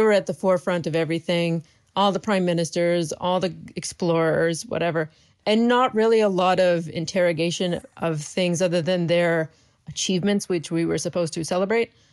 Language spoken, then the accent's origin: English; Canada; moved away as an adult; I live in my hometown